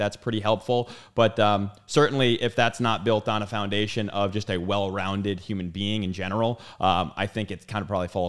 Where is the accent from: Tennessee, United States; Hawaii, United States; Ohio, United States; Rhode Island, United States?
Rhode Island, United States; Bristol; Bristol, Rhode Island. Played youth sports.